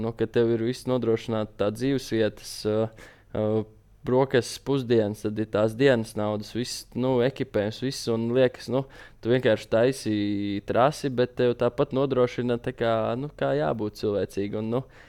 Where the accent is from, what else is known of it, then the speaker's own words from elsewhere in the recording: Latvia; mēs esam latvieši